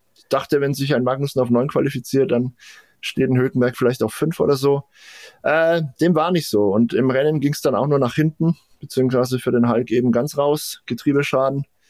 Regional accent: Franconia, Bavaria, Germany; wie man bei uns in Franken sagt

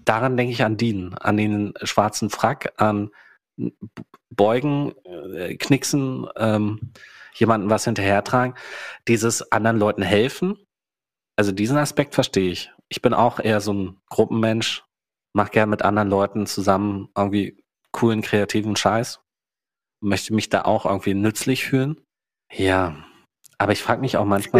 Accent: East Germany, Germany; also born or lived in Hannover; now in Berlin, Germany; Ich bin ja unglaublich in der DDR groß geworden. Mein ganzer Background ist DDR

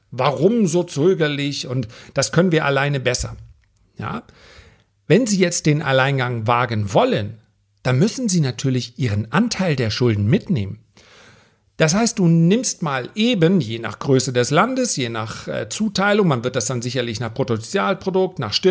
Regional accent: Germany; Auch wir als Deutsche und deswegen liest sich das so schön in der deutschen Presse, dass wir dann sagen, ja, wir müssen für die Griechen zahlen.

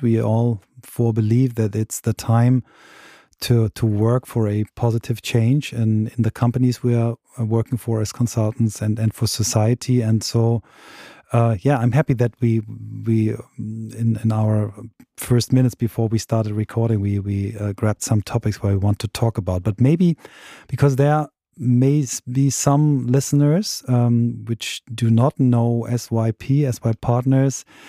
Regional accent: Germany; here in my home country

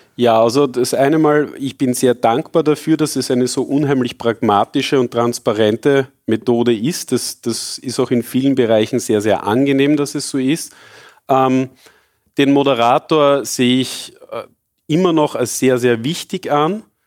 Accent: Austria; ich bin zwar sehr glücklich, in Österreich groß geworden zu sein

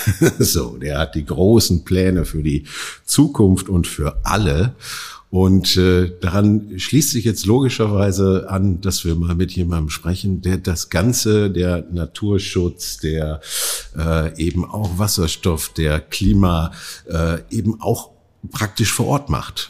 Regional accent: Oberhausen, North Rhine-Westphalia, Germany; ich komme ja aus Oberhausen

